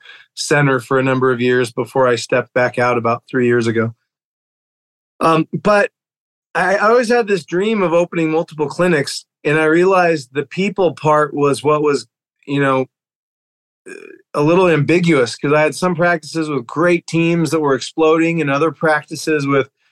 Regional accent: New Mexico, United States; moved away as an adult; now in Dallas, United States; I'm originally from New Mexico, went to chiropractic school at Parker in Dallas. I live here now with my family

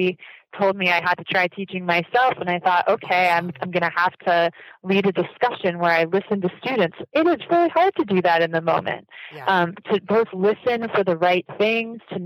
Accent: United States; coming into Japanese education as an American

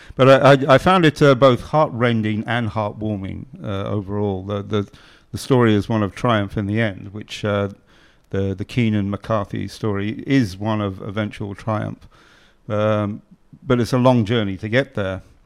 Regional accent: Ireland; I'm Irish

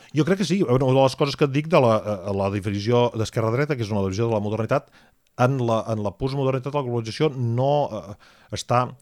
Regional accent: Catalonia, Spain; nosaltres, eh, com a catalans

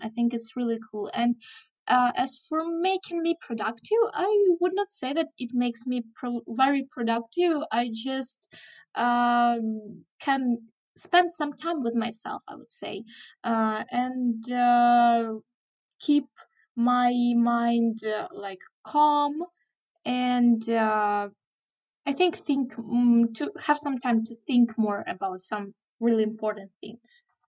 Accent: Chernihiv, Chernihiv Oblast, Ukraine; English is a second language; in my hometown, Chernihiv

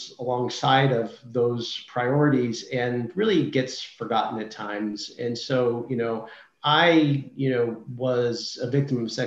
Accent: Seattle, Washington, United States; moved away as an adult; also born or lived in Massachusetts / Maine / Virginia; So I'm originally from Seattle, Washington, and worked my way east over the years.

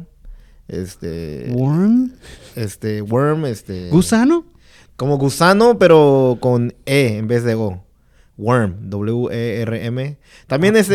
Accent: Guerrero, Mexico; now in United States

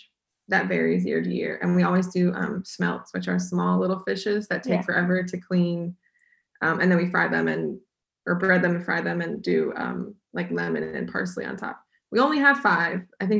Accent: United States; moved away as an adult; now in Denmark; Danes ask me how I celebrate, like how do Americans celebrate Christmas?

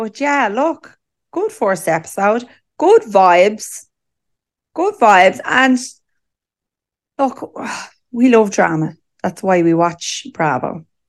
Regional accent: Ireland; Listen, I mean, we're Irish.

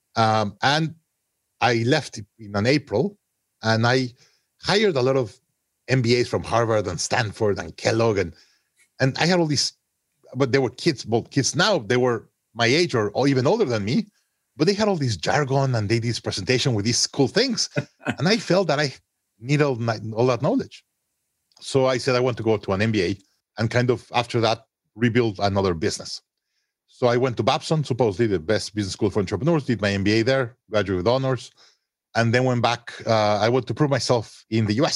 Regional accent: Mexico City, Mexico; moved away as an adult; also born or lived in Monterrey, Mexico; I was born in Monterrey, Mexico, grew up in Mexico City.

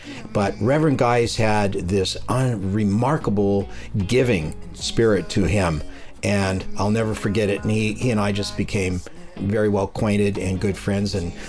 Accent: Richmond, California, United States; I grew up in Richmond.

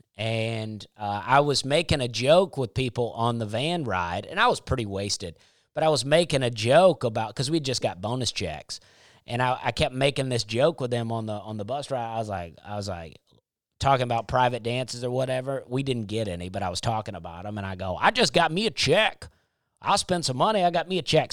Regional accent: United States; I'm an American

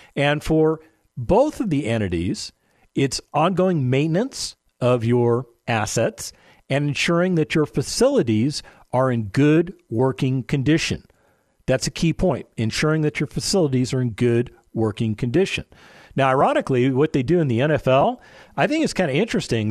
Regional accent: Las Vegas, Nevada, United States; now in San Antonio, United States; My hometown of Las Vegas, Nevada

